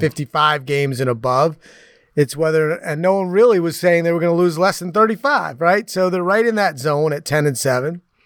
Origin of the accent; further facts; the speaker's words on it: New York City, New York, United States; moved away; I grew up in the New York City area